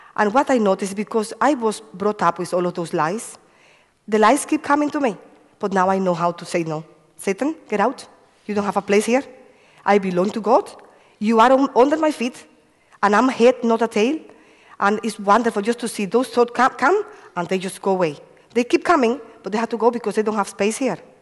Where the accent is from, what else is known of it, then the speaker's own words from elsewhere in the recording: Cuba; moved away; I come from Cuba. Uh, I have five brothers and one sister. I used to live in a farm, uh, no electricity, and um, a lo lovely childhood because, you know, running in the farm